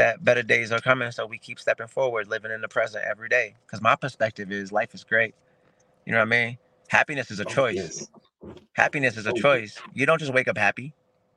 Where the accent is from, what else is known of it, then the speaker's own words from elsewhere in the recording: Springfield, Massachusetts, United States; I'm from Springfield, Mass. My city ain't big. Not a lot of us make it out of here.